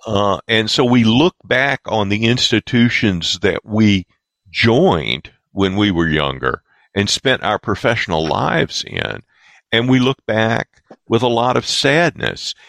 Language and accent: English; the South, United States; I grew up in the South uh, at the right. tail end of uh, Jim Crow South.